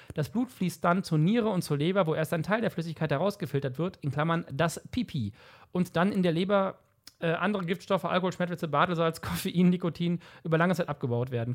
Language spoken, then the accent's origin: German; 40-50 km from Cologne, North Rhine-Westphalia, Germany; Ich war nicht in Köln in der Schule, 40, 50 Kilometer weit weg